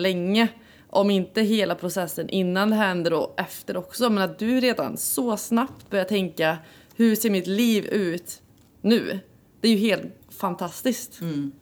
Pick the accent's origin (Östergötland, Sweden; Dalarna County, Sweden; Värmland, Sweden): Värmland, Sweden; vi är ju båda från Värmland